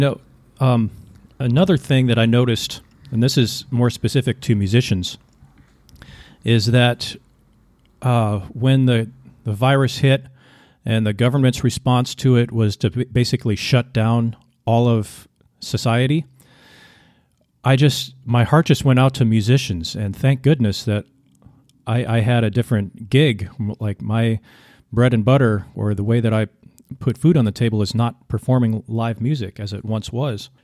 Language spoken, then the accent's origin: English; United States; also born or lived in Vietnam; I'm an American